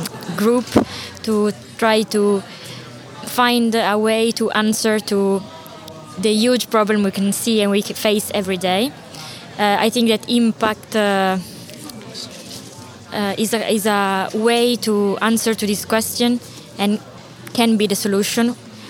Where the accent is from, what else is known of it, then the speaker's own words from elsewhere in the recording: Turin, Piedmont, Italy; English is a second language; I'm from Turin in Italy.